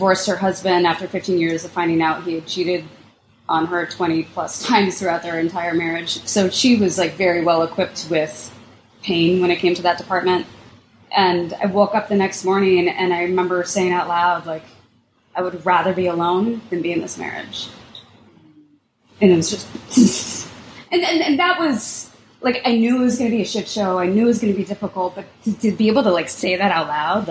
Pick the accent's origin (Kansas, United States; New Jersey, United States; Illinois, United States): Kansas, United States; Lawrence; I grew up in Lawrence, Kansas, so the Jayhawks, and I was afraid of the mascot